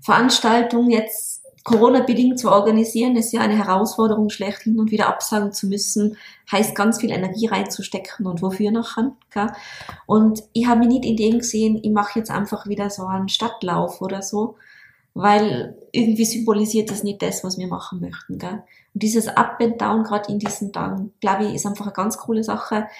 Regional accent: Tyrol, Austria; bei uns in Tirol

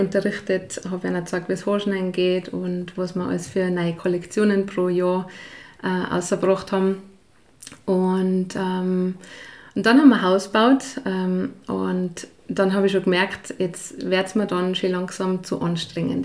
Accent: Lower Bavaria, Germany; moved away as an adult; also born or lived in St. Jakob, Tyrol, Austria / Ireland / Kitzbühel, Austria; now in Pillerseetal, Austria; bin ich in Bayern aufgewachsen

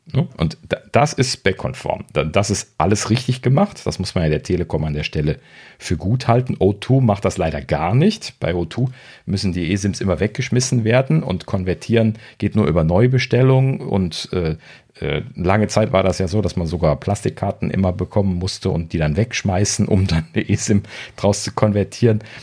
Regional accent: Germany; als Deutsche

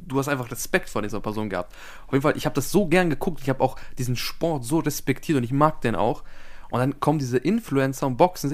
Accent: Austria; ich bin Österreicher

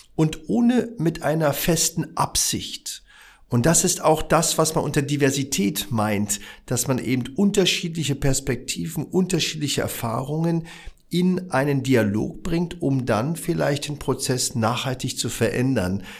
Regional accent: Berlin, Germany; Ich bin ja im Wedding aufgewachsen

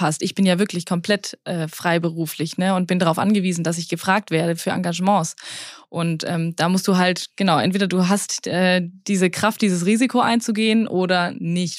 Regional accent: Swabia, Baden-Württemberg, Germany; ich bin im Schwarmländler aufgewachsen

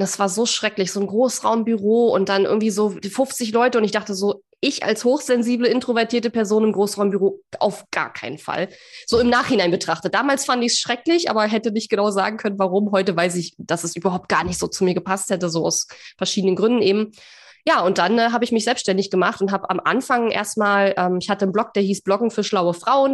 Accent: East Germany, Germany; ich komme ja aus dem Osten

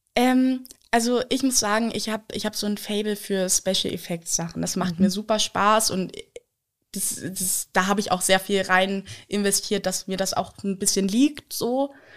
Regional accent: Lower Saxony, Germany; moved away as an adult; also born or lived in Berlin; ich bin in Niedersachsen aufgewachsen, also so eine Stunde von hier bin ich aufgewachsen

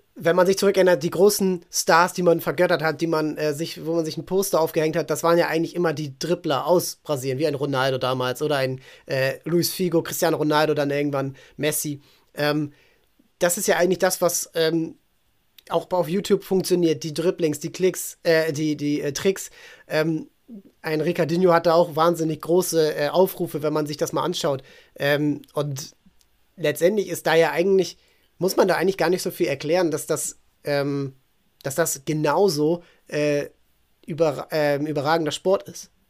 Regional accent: Hamburg, Germany; Neugraben, das ist eben, ich komme da aus der, aus der Ecke

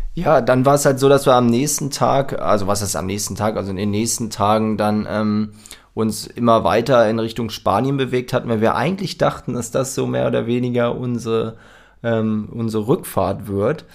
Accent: Germany; wir kommen aus Deutschland

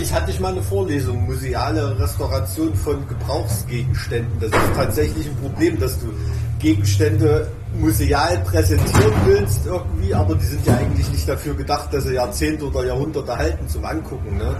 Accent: Thuringia, Germany; bei uns in Thüringen

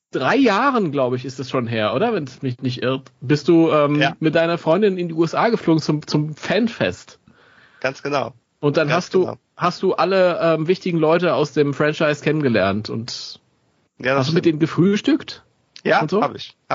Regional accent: Cologne, North Rhine-Westphalia, Germany; ich komme aus Köln.

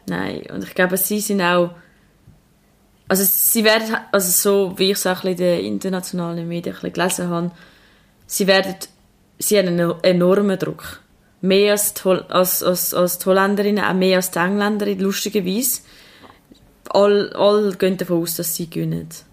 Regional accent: Switzerland; bei uns in der Schweiz

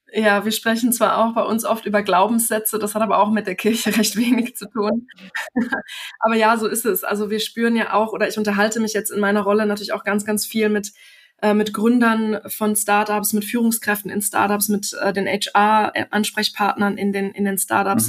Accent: Germany; uns Deutsche

